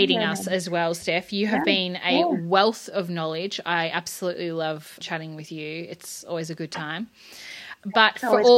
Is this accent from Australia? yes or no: yes; Australia; as an Aussie kid